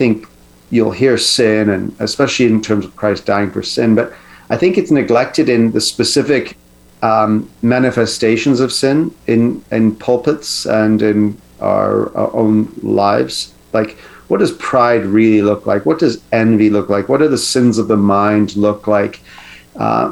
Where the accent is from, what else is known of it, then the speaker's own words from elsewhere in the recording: Canada; as a Canadian